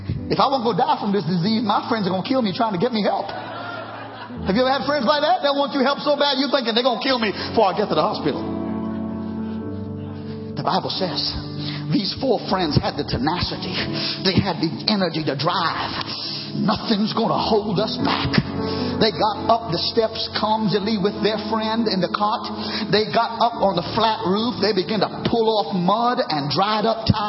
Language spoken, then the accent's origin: English; Trinidad & Tobago; now in United States; I'm American now, former Caribbean Trinidad